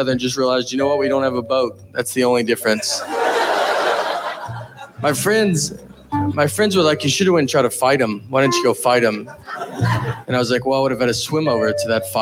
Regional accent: Nashville, Tennessee, United States; I'm from Nashville

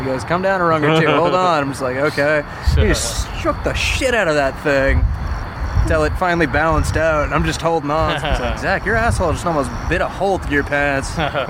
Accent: Austin, Texas, United States

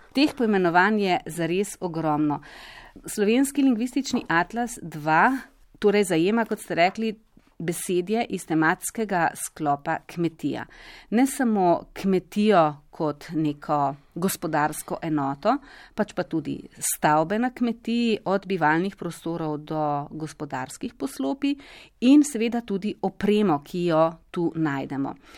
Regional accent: Slovenia; smo Slovenci

